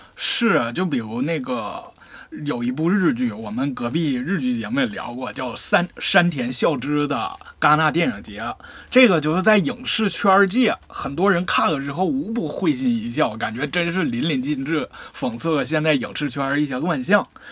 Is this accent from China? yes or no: yes; Northeast China, China; 我们东北人